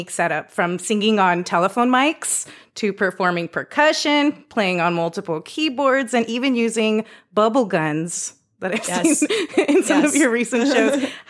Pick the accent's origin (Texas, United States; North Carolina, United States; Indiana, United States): Texas, United States; El Paso; moved away; back in my hometown, El Paso